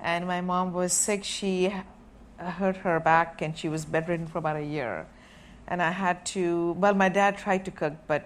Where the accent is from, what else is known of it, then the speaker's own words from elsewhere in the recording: India; I was born and raised in India